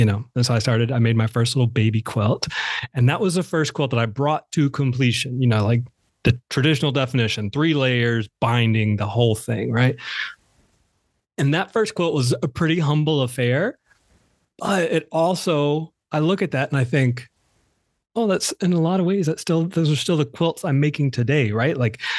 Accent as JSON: {"language": "English", "region": "the South", "country": "United States", "said": "I am from the South. I am my mother's oldest son, her number one"}